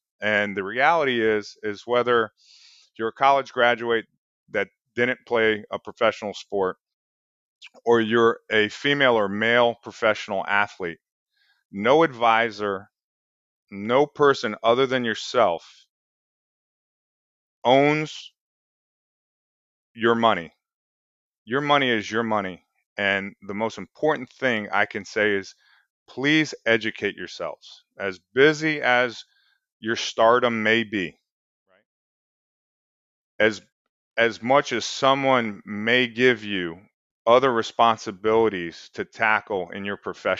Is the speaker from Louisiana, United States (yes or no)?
no; Lake Worth, Florida, United States; I come from Lake Worth, Florida. So, you know, you got to work to get out of certain places and work hard, you know?